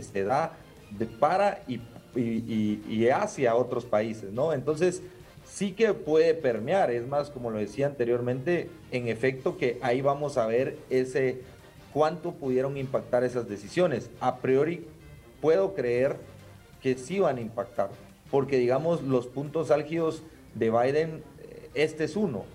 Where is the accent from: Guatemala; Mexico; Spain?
Guatemala; nosotros como guatemaltecos